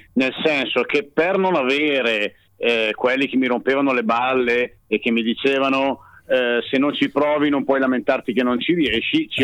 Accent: Bergamo, Lombardy, Italy; io da bergamasco dialettale

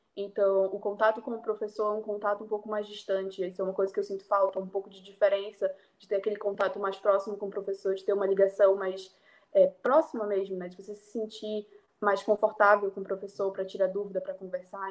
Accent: Belém, Pará, Brazil; moved away as an adult; now in Lisbon, Portugal; nasci e cresci em Belém

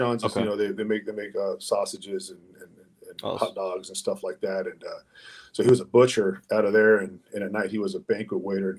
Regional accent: Mexico; English is a second language; Yeah, I was an ESL student, man. I was the whitest Mexican in class, man. You know, I couldn't speak English, man, you know, and I had a hard time pronouncing words.

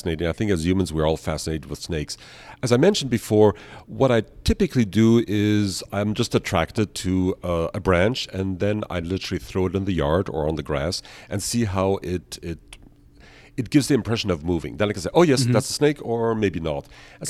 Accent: Vienna, Austria; also born or lived in Canada / United States; I was born in Canada. Then with my parents, I moved early on to Vienna, Austria, went to boarding school, and eventually, like most Europeans, I traveled to America.

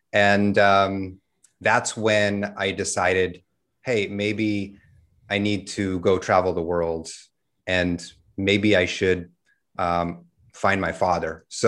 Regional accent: New York, United States; also born or lived in California / Texas; So I'm originally from the States. I grew up in New York, lived all over the States from California to Texas, went to high school in Texas

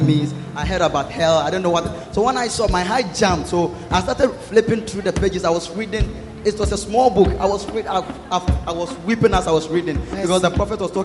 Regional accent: Ghana; moved away; I came from Balikigbini, where you can count the houses 1, 2, 3, 4. You can count all the houses in the village.

